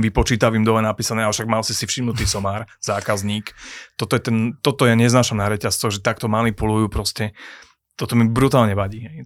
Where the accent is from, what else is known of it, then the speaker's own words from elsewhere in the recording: Trnava, Trnava Region, Slovakia; ja som z Trnavského kraja, naše mesto je Trnava